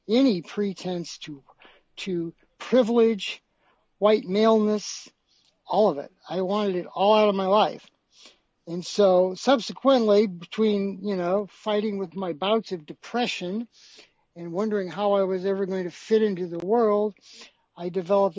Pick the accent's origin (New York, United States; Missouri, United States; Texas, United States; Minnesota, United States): Missouri, United States; St. Louis; my hometown of St. Louis